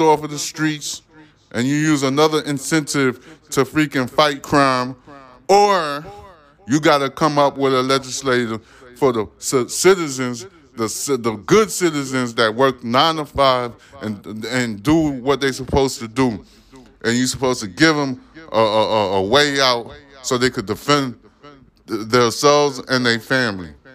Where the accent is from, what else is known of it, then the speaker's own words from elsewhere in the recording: New York, United States; I'm a New Yorker. I was born in New York.